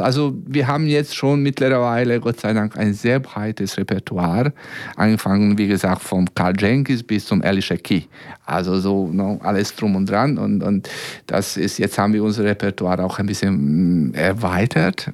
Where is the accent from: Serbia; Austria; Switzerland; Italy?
Serbia; German is a second language; now in Braunschweig, Germany; aus Belgrad, aus meiner Heimat.